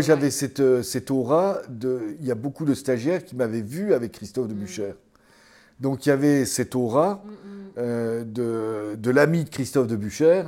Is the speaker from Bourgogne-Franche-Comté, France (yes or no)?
yes; Mont d'Or area, Bourgogne-Franche-Comté, France; ça c'est ma région natale